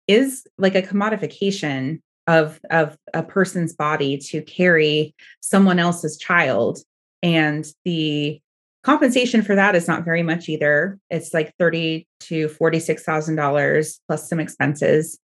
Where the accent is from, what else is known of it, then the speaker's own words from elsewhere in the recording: Oregon, United States; I'm from Oregon